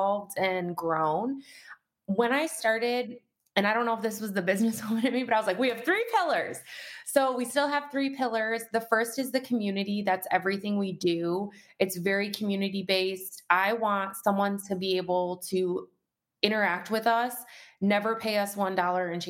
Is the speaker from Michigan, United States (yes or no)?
yes; Detroit, Michigan, United States; moved away as an adult; also born or lived in Colorado; now in Michigan, United States; I grew up in the Detroit metro area